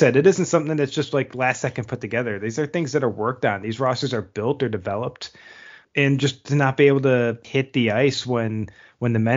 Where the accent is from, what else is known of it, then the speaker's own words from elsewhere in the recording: United States; as an American